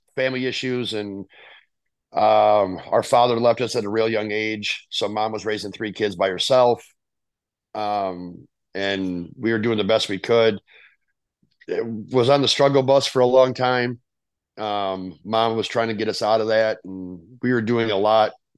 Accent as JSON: {"language": "English", "town": "Rockford", "region": "Illinois", "country": "United States", "tie": "born or raised there", "said": "I'm from Rockford, Illinois. Uh, I have a sister and a brother. Um, they're both older than I am. My brother's six years older. My sister is, I believe, nine years older than"}